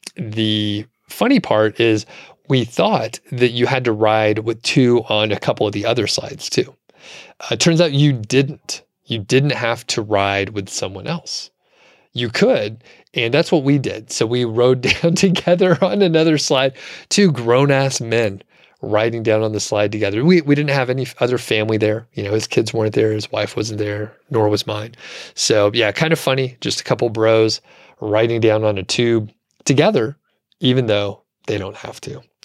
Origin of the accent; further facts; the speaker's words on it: the South, United States; moved away; also born or lived in Bozeman, Montana; I'm from the South